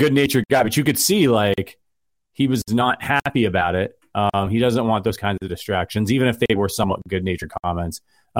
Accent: Ohio, United States; I'm from Ohio.

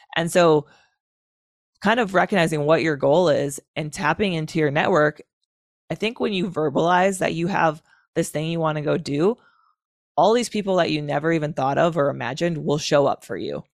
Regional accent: Wisconsin, United States; Wisconsin, my home state

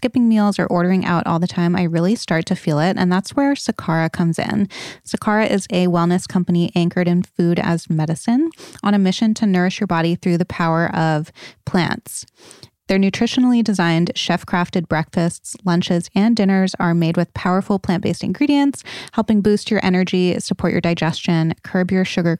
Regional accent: Rhode Island, United States; I'm from Rhode Island. So I'm from New England

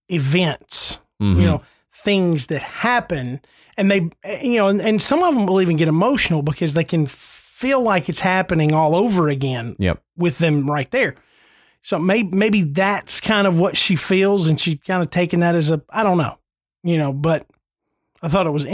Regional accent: the South, United States; hey, I'm from the South.

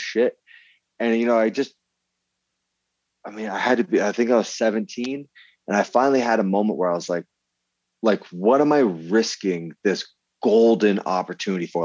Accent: Vermont, United States; I grew up in Vermont

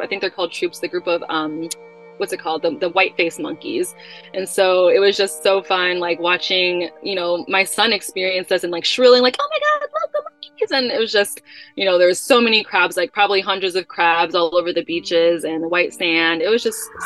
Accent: Chicago, Illinois, United States; moved away; that's where I grew up in Chicago

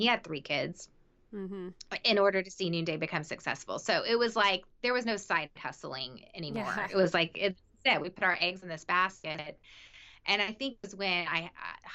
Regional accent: the South, United States; I grew up in the South

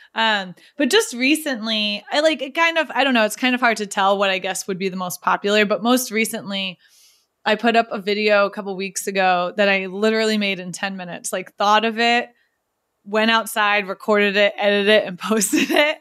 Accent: New York, United States; now in Cambridge, United States; I'm from New York, but I live in Cambridge.

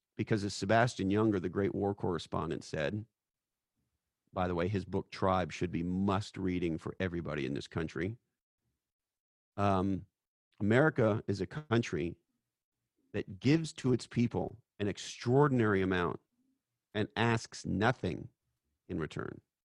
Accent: Canada; moved away as an adult; now in United States; I'm an immigrant from Canada

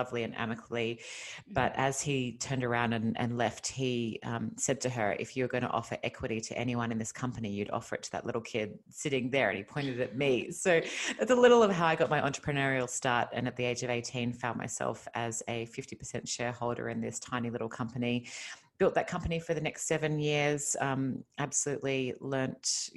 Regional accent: Australia; accent: Australian; moved away as an adult; now in Los Angeles, United States; you might have heard from my accent that I'm originally Australian. I moved to California 5 years ago.

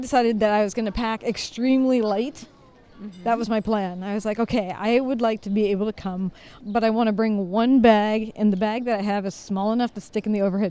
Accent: United States; because, you know, I'm an American.

